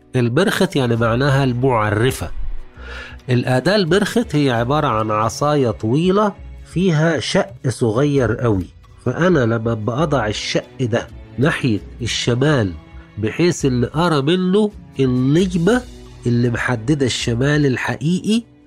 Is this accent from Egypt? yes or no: yes; Egypt; احنا عندنا في مصر